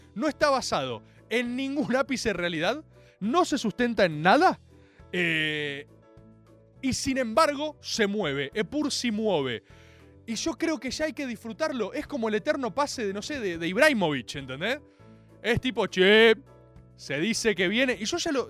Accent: Argentina; esto lo digo como argentino

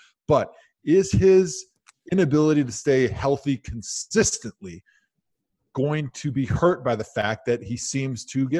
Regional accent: Wisconsin, United States; I grew up in Wisconsin, so my whole family, all my friends are Packers fans.

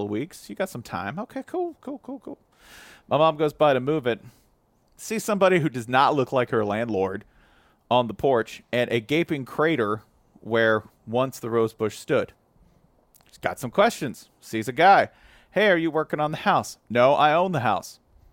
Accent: Tennessee, United States; I'm from Tennessee

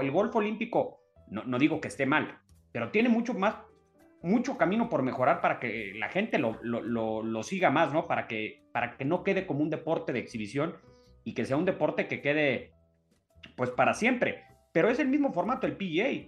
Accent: Mexico; nosotros como mexicanos

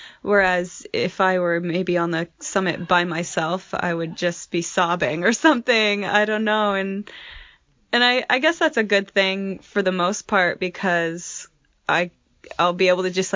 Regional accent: Marshalltown, Iowa, United States; moved away; also born or lived in Grand Teton National Park, Wyoming; I'm originally from Marshalltown, Iowa, and most recently I was living and working in Grand Teton National Park, Wyoming.

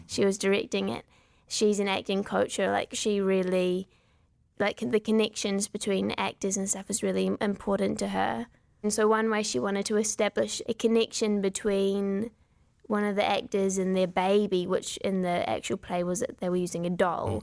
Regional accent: Wellington, New Zealand; accent: New Zealand; We are from Wellington, which is the capital city

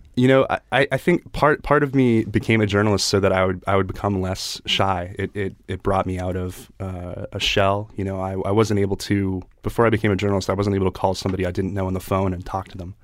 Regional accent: Chester County, Pennsylvania, United States; Chester County, Pennsylvania, like, uh, horse country

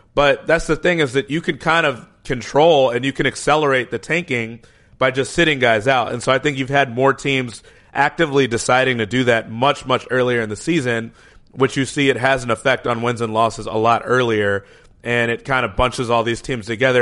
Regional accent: Chicago, Illinois, United States; in my hometown here, Chicago

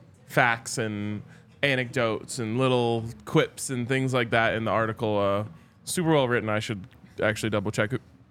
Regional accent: Boulder, Colorado, United States; I grew up in Boulder. I went to CU. I love those two places dearly.

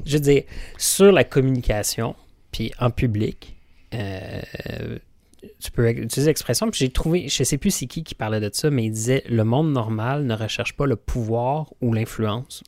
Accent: Quebec, Canada; nous, en tant que Québécois

